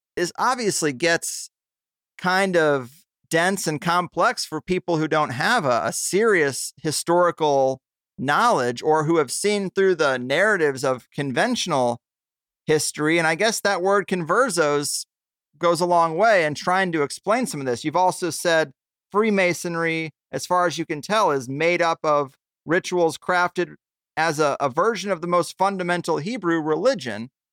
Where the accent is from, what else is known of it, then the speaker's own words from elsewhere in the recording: United States; being American and being a, a European mutt. Like I'm part Swedish, Polish, British